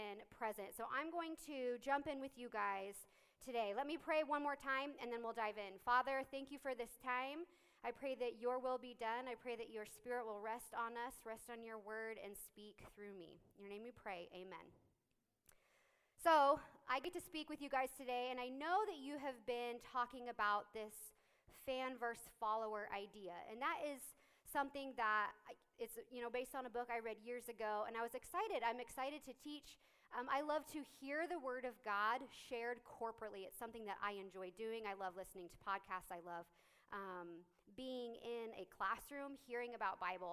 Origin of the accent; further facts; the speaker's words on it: Lindsborg, Kansas, United States; I grew up in Lindsberg, like 20 minutes away. Was there, went to church there, was raised there, went to K-State in 2007